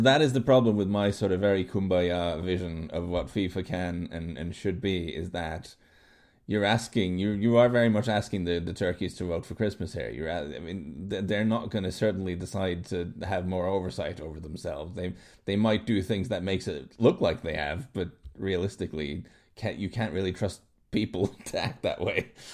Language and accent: English; Norway; I grew up in Norway